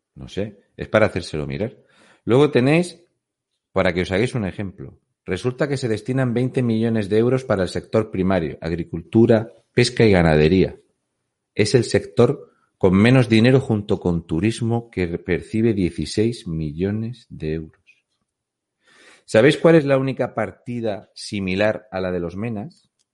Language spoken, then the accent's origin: Spanish; Fuente Álamo de Murcia, Region of Murcia, Spain; soy de Fuente Álamo de Murcia